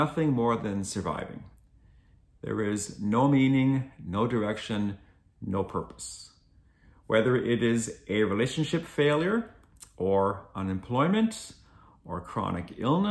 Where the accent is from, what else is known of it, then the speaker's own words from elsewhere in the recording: Glengarry County, Ontario, Canada; I come from Glengarry County, which is the far eastern end of the province of Ontario.